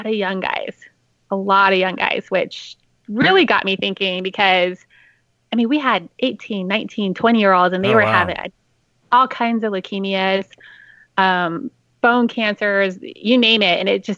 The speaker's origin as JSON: {"language": "English", "town": "Las Vegas", "region": "Nevada", "country": "United States", "moved": "yes", "lives_now": "San Diego, United States", "said": "I'm from Vegas"}